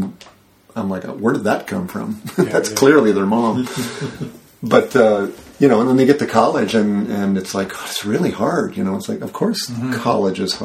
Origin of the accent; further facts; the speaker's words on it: Royal Oak, Michigan, United States; moved away; also born or lived in Chicago; I grew up in Royal Oak, Michigan, which is the Burbank of Detroit.